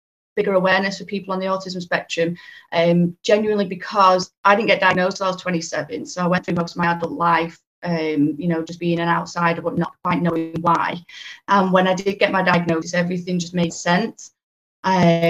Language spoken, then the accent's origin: English; Warrington, North West England, United Kingdom; I'm from the Warrington area, which is in between Manchester and Liverpool up in the northwest.